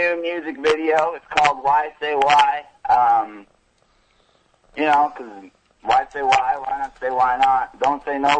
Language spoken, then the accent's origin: English; Portsmouth, New Hampshire, United States; But we're from Portsmouth, New Hampshire, and I was, I think, busking in the streets of Portsmouth